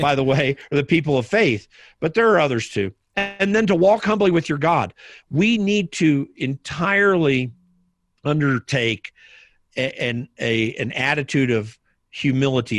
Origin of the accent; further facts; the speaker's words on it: Indianapolis, Indiana, United States; the south side of Indianapolis, which is where I grew up.